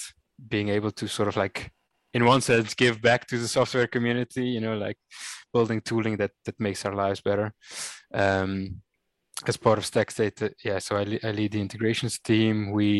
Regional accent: Cape Town, Western Cape, South Africa; moved away as an adult; also born or lived in Rotterdam, Netherlands; now in Netherlands; So I was born and raised in Cape Town, in an area they call the Northern Suburbs. Which is really working man's place, beautiful city, of course, beautiful country.

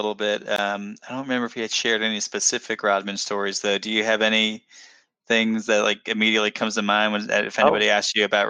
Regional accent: Dallas, Texas, United States; I'm actually born and raised in Dallas

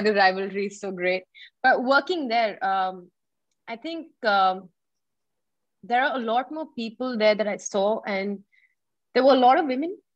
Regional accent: India; as an Indian

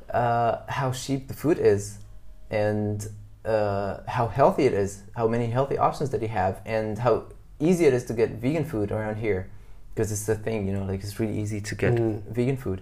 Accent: Egypt; now in Vietnam; I come from Egypt

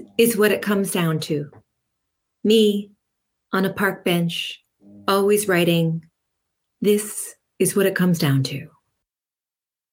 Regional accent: California, United States; I am from California

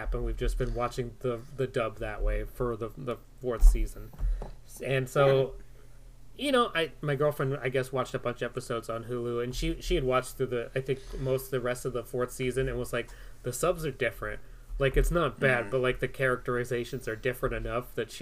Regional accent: United States; an American who consumes things mostly like dramas

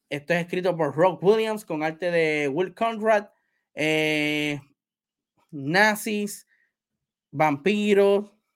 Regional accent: Puerto Rico; yo soy puertorriqueño

